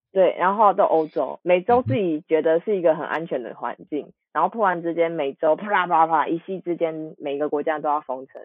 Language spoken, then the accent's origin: Chinese; Taiwan; 我的护照上是 Republic of China